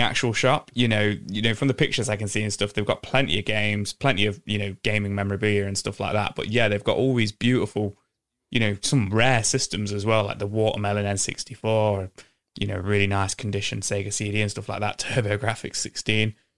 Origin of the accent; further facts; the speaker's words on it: England, United Kingdom; we're from England